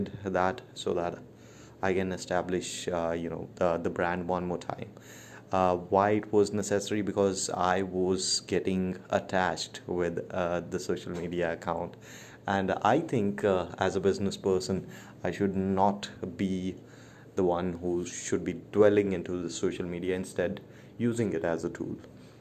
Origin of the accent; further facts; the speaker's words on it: Chandigarh, India; moved away as an adult; also born or lived in Chennai; now in New Delhi, India; I'm from India, born in Chandigarh, that is the green city of India. And I've been residing in New Delhi for quite a long time.